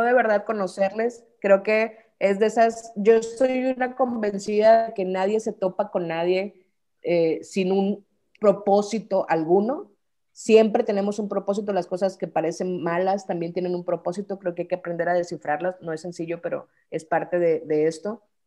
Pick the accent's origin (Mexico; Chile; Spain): Mexico